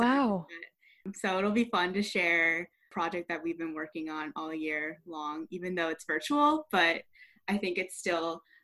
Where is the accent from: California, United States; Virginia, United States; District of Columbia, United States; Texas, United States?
California, United States; Bay Area; I grew up near the Bay Area